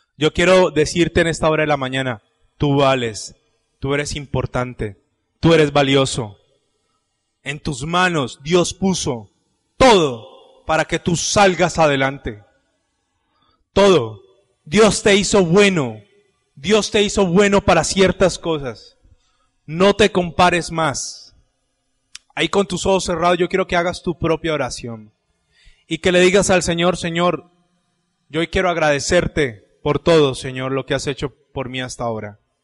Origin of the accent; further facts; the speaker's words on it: Cali, Valle del Cauca, Colombia; estoy en Colombia, estoy en Cali, aquí no me conoce sino mi mamá